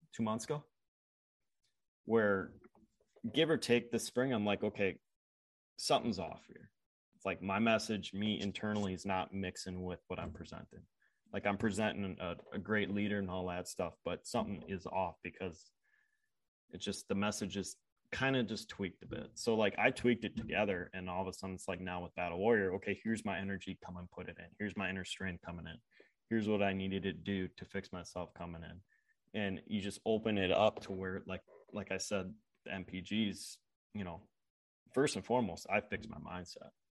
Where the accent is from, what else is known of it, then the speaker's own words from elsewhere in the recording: Upper Midwest, United States; I grew up in Upper Midwest.